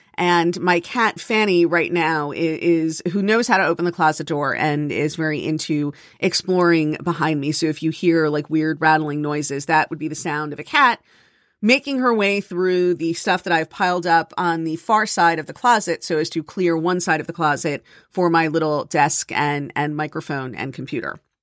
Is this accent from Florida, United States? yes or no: yes; South Florida, United States; moved away; I grew up in South Florida where there was no snow